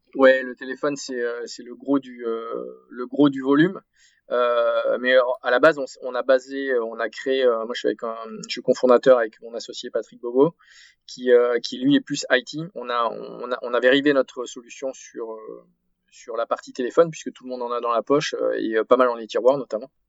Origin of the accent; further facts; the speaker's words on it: Arcachon Basin, Nouvelle-Aquitaine, France; Je suis originaire du sud-ouest de la France, euh, du bassin Arcachon